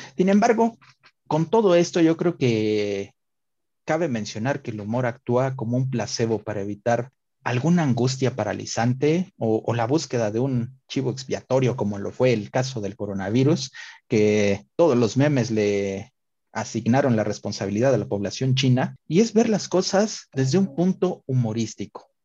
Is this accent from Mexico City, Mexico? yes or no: no; Puebla, Mexico; nos levantaron a los poblanos en toda la República